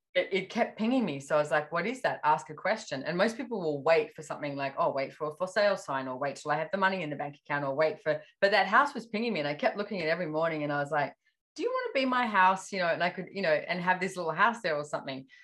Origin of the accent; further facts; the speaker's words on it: Australia; being Australian